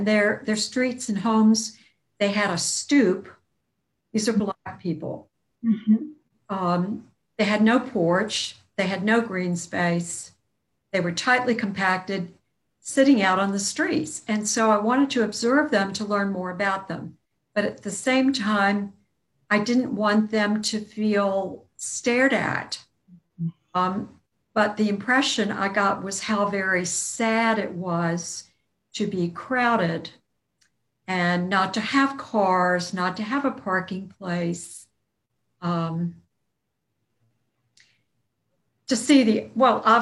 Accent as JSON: {"language": "English", "town": "Virginia Beach", "region": "Virginia", "country": "United States", "tie": "born or raised there", "also_born_or_lived": "Norfolk, Virginia", "said": "I was born in Norfolk and raised in Virginia Beach from my second year of life through college"}